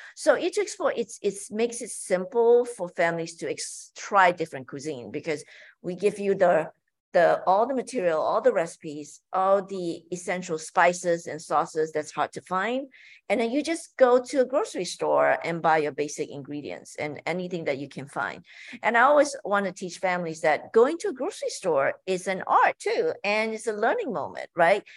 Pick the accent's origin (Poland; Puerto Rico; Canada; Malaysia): Malaysia; moved away; growing up in Malaysia, my mom would make us every Sunday, you know, cook together as a family